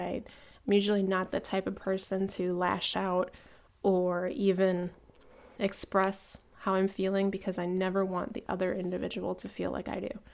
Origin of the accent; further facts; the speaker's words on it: Cleveland, Ohio, United States; moved away; I'm from Cleveland